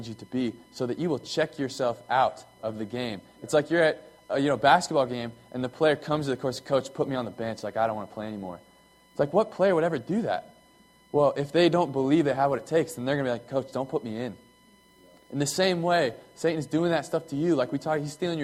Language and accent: English; United States; I was born here in America, and you know, I'm an American